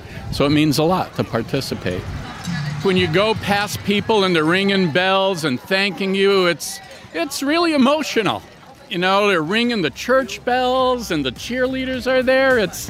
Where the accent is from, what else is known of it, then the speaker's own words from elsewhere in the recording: Massachusetts, United States; And we're from Massachusetts